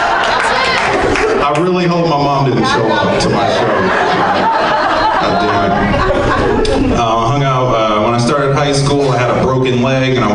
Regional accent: Portland, Oregon, United States; I grew up here in Portland, Oregon

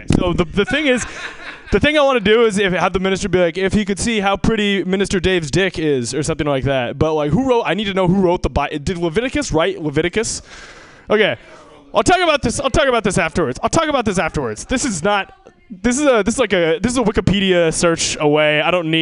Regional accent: Seattle, Washington, United States; moved away; I'm from Seattle originally

